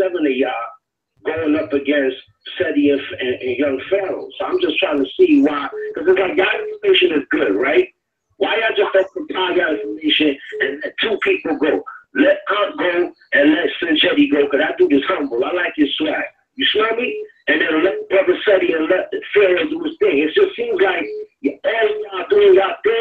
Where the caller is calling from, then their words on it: Florida, United States; I'm calling from Florida.